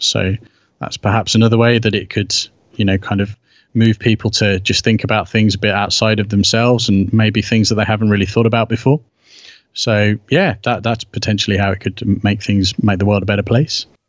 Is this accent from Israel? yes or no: no; United Kingdom; obviously being British